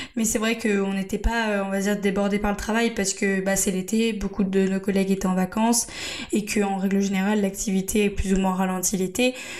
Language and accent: French; Angers, Pays de la Loire, France; moved away as an adult; now in Bordeaux, France; je suis native d'Angers